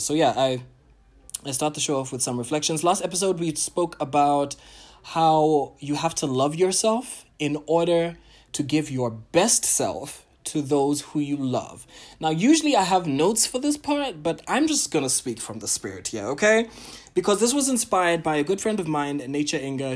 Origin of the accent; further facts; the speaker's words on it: Botswana; I am a Ghanaian, Tanzanian, Pan African an entertainer, curator, and entrepreneur from Botswana